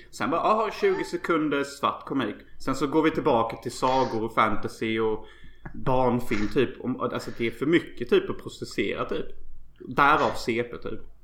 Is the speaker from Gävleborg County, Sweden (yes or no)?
no; Unnaryd, Jönköping County, Sweden; now in Los Angeles, United States; alla mina grannar i Önneryd där jag kommer ifrån